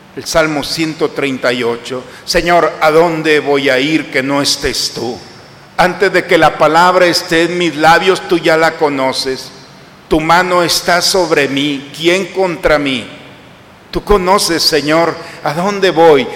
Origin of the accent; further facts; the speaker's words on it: Mexico; nosotros como occidentales y como mexicanos